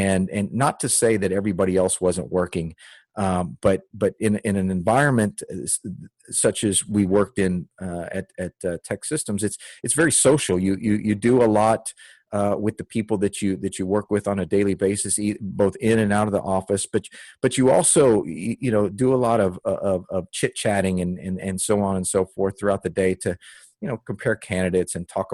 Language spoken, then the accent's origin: English; Dickinson, Texas, United States; also born or lived in Houston, Texas / Austin, Texas / Germany; I grew up in Dickinson, Texas